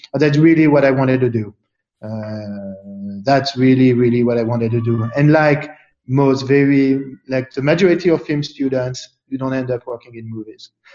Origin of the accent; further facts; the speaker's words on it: Paris, Île-de-France, France; moved away; growing up in Paris